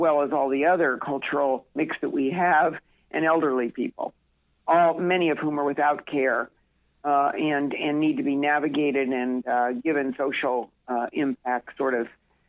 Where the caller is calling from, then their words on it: Newport, Rhode Island, United States; I'm calling in actually from Newport.